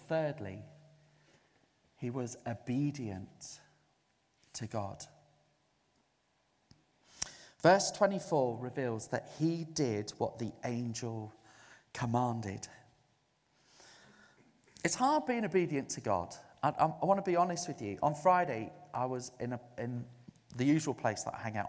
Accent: Zululand, KwaZulu-Natal, South Africa; now in United Kingdom; I was brought up in Zululand in South Africa.

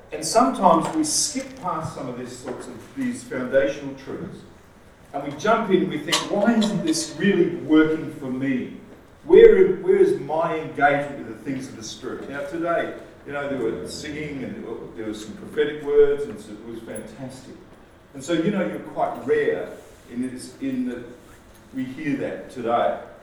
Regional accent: Australia; now in New Zealand; We're from Australia. You probably get it by the accent

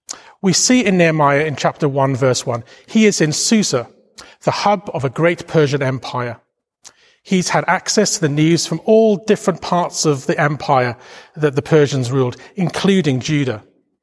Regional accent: Wales, United Kingdom; now in London, United Kingdom; Now, you may not realize this from my accent, but I'm a proud Welshman. And I've lived in London most of my life by this time, but I still call Wales home.

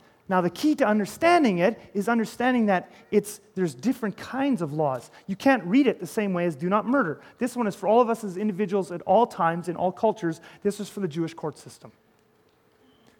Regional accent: Canada; I'm Canadian

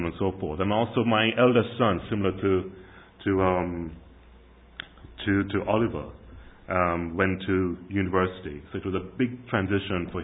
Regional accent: Kingston, Jamaica; moved away; When I was growing up in Jamaica in the 70s and 80s

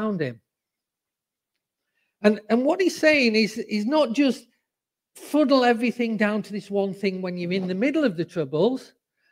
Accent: the north of England, United Kingdom; accent: northern; moved away as an adult; now in Cambridge, United Kingdom; even though I'm in the heathen south, I'm a sanctified northerner because my roots are northern. And, you know, despite the fact that people here all have lovely accents, I have not changed my accent

